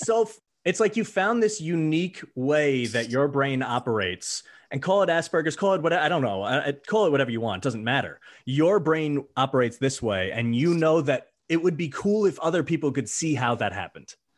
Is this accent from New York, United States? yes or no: yes; Long Island, New York, United States; I'm from Long Island. I'm living there right this moment, recording it